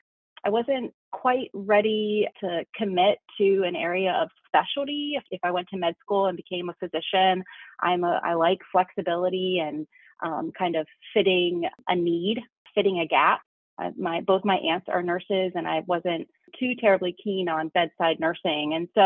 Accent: Western Maryland, United States; now in Texas, United States; I too am not a native Texan, but I joke and say I just got here as soon as I could. And so I'm from Western Maryland originally, and a very rural area.

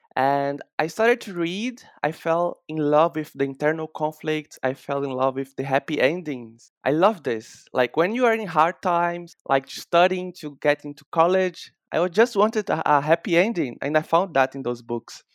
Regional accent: Bahia, Brazil; I'm, I'm from Bahia in Brazil

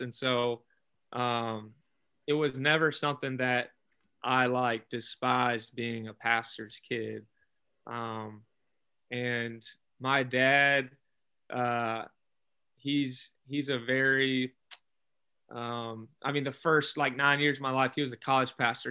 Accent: Alabama, United States; I grew up in Alabama.

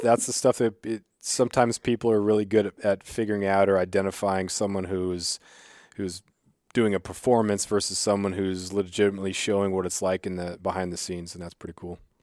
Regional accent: Southeast Alaska, United States; growing up in Southeast, and we would take the, take the ferries for basketball trips

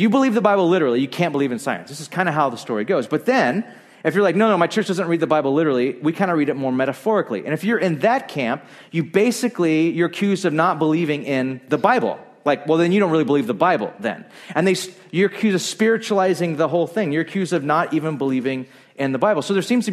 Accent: Bakersfield, California, United States; I grew up in Bakersfield, a very conservative, great town

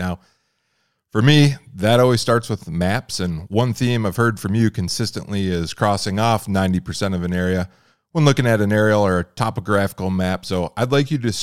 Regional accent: Michigan, United States; moved away; I grew up in Michigan

